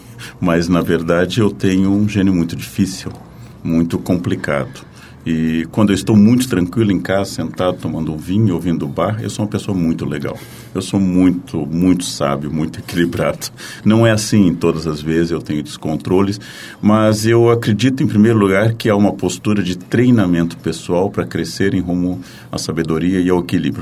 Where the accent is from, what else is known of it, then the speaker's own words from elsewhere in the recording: coast of Rio Grande do Sul, Brazil; No litoral do Rio Grande do Sul, onde eu nasci